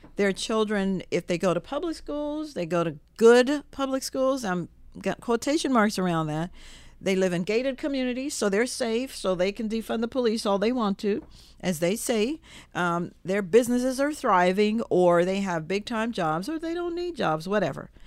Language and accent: English; Jamaica; now in Virginia, United States; I was born in Jamaica